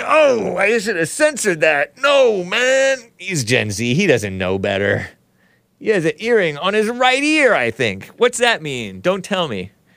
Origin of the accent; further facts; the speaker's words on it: United States; I am native to this country. I was born here. My parents were born here.